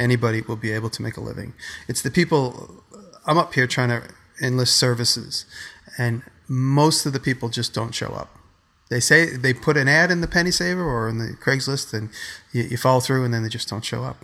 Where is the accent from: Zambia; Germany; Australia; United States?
United States; New York; I'm from the Lower East Side